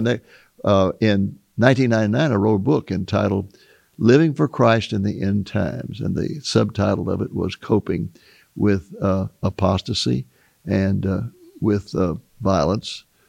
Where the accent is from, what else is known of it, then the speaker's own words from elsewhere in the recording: United States; growing up in America